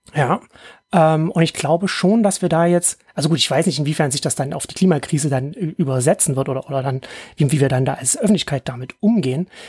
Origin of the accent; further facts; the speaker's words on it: Ore Mountains, Saxony, Germany; ich bin in Sachsen im Erzgebirge aufgewachsen.